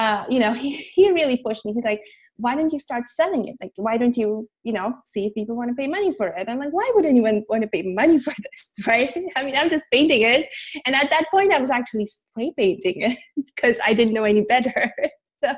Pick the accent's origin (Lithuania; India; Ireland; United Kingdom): India; now in Orange County, United States; I was born and brought up in India